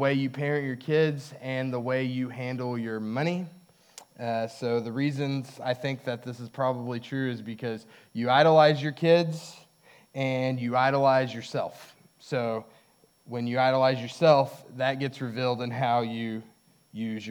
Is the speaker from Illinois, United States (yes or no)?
no; Hobbs, New Mexico, United States; When I was in my teens, I watched a lot of college basketball because there was not a lot else going on in Hobbs